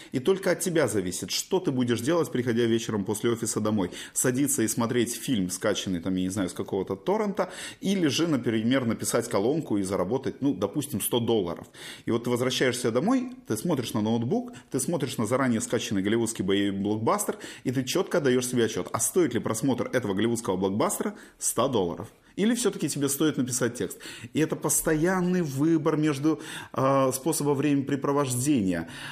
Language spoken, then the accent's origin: Russian; Simferopol, Crimea, Ukraine; moved away as an adult; also born or lived in Moscow; now in Kyiv, Ukraine; А я уезжал из Симферополя в ту же Москву, у меня в Симферополе было все хорошо. У меня не было э, обиды на город. Поэтому я все время Симферополь воспринимал как дом.